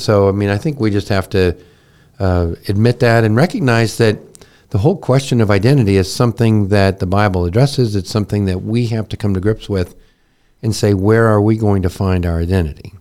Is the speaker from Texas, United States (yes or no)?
yes; Texas, United States; I was born in Texas the same year as the Dallas Cowboys